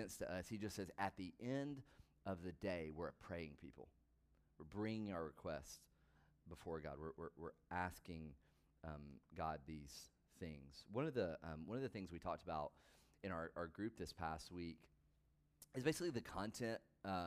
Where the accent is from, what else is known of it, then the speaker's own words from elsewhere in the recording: the South, United States; I grew up in the South